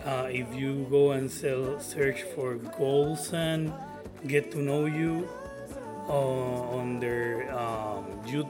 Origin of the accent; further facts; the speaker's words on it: Puerto Rico; accent: Puerto Rican; my Puerto Rican accent